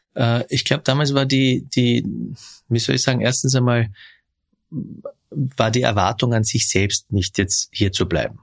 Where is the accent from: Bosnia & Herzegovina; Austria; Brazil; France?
Austria; Vöcklabruck, Upper Austria; Ich bin in Vöcklebruck geboren, in Oberösterreich